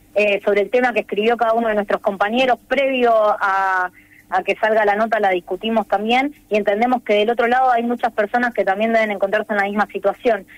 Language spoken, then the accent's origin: Spanish; Rosario, Santa Fe, Argentina; nací en Rosario y todo, y voy a Rosario todos los días